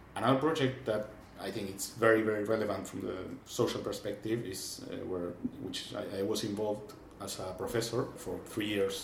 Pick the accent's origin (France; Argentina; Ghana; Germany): Argentina; moved away as an adult; now in Barcelona, Spain; I'm from Argentina